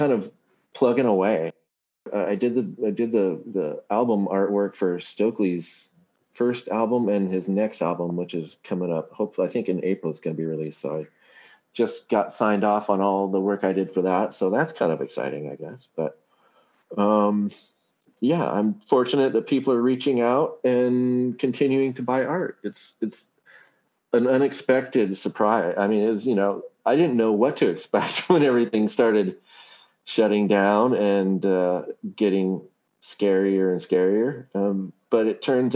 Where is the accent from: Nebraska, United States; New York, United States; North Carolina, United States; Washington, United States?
Washington, United States; Seattle; my hometown